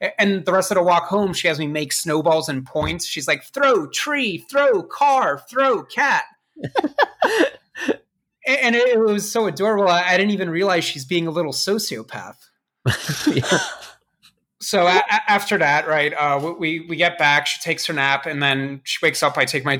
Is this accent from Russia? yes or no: yes; Russia; born there; I was born in Russia, I speak Russian, and I pirate software.